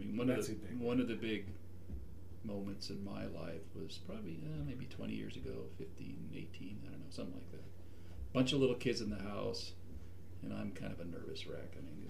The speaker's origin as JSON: {"language": "English", "town": "Santa Fe", "region": "New Mexico", "country": "United States", "tie": "born or raised there", "moved": "as an adult", "lives_now": "Idaho, United States", "said": "Well, I grew up in the Santa Fe area."}